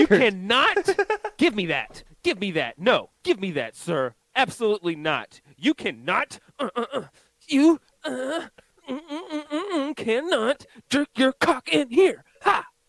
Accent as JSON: {"language": "English", "region": "Pennsylvania", "country": "United States", "moved": "yes", "lives_now": "South Carolina, United States", "said": "I'm from Pennsylvania"}